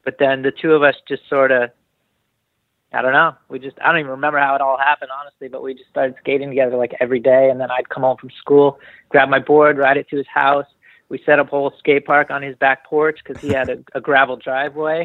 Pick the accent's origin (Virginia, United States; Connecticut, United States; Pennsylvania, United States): Connecticut, United States; New Haven; now in Northern California, United States; I grew up in New Haven, Connecticut, and then moved down to the country a little bit outside of New Haven.